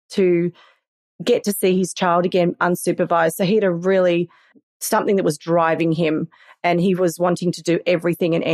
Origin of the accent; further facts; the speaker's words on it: Australia; accent: Australian; I think I sound very very Australian, but to somebody who hasn't really heard the uh, accent, then it may sound English.